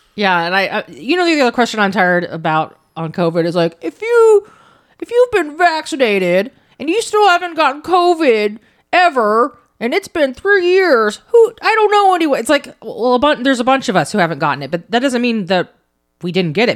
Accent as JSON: {"language": "English", "country": "United States", "said": "being an American citizen"}